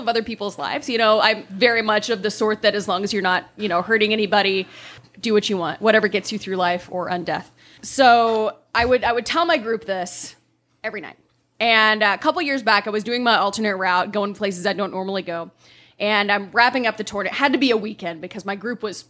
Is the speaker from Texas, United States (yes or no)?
no; Kentucky, United States; now in New Orleans, United States; I am from Kentucky